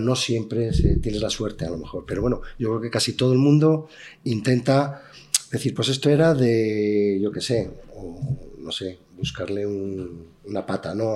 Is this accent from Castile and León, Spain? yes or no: yes; Benavides de Órbigo, Castile and León, Spain; yo soy nacido en Bebellina de Orvigo